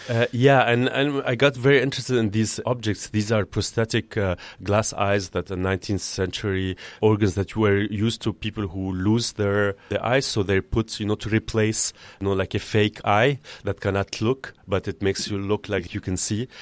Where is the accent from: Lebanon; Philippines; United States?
Lebanon; Beirut, Beirut Governorate; moved away as an adult; also born or lived in Amsterdam; now in Paris, France; growing up in Beirut during the war years